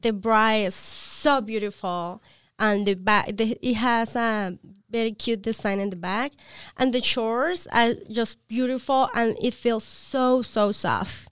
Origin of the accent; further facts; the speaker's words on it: Villavicencio, Meta, Colombia; moved away as an adult; now in United States; I'm from a city named Villavicencio, which is not very known.